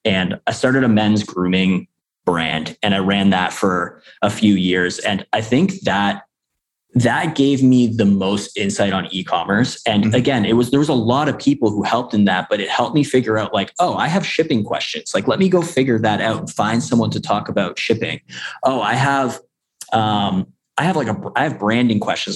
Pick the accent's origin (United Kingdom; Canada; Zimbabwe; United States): Canada; I'm I'm actually from Canada